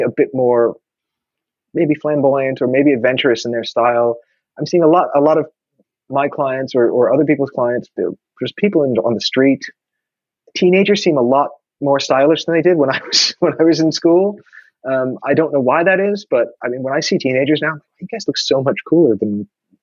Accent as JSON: {"language": "English", "region": "New York", "country": "United States", "tie": "born or raised there", "said": "growing up in New York, when I was younger, when I was a teenager"}